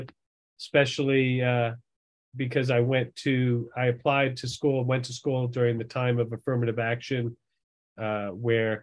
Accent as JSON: {"language": "English", "area": "Long Island", "region": "New York", "country": "United States", "tie": "born or raised there", "also_born_or_lived": "Massachusetts", "moved": "yes", "said": "I grew up in New York"}